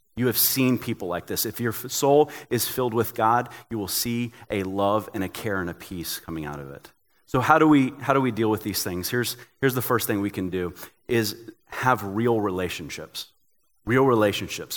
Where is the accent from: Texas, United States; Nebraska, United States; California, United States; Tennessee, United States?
Tennessee, United States; I'm from Tennessee